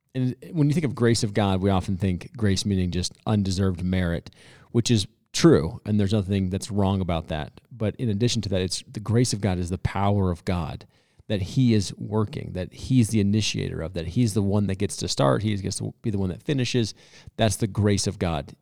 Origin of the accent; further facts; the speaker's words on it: United States; we as Christians, especially as American Christians